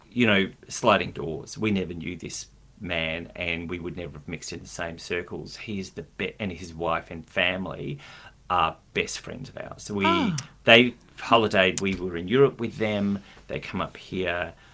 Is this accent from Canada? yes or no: no; Adelaide, South Australia, Australia; moved away; I grew up in Adelaide